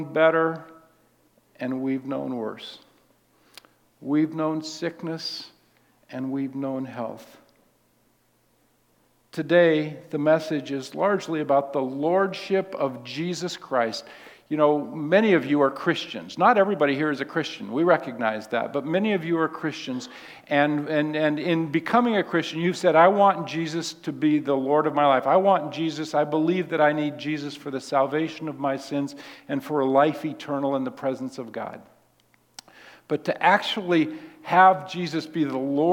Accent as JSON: {"language": "English", "town": "Seattle", "region": "Washington", "country": "United States", "tie": "born or raised there", "said": "I was raised in Seattle"}